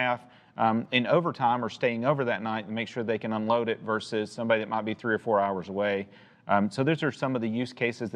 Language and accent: English; Chattanooga, Tennessee, United States; I'm from Chattanooga. My whole career has been basically in Chattanooga